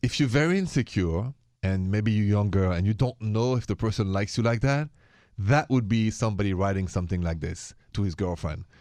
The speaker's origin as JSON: {"language": "English", "country": "France", "moved": "yes", "said": "I'm from France"}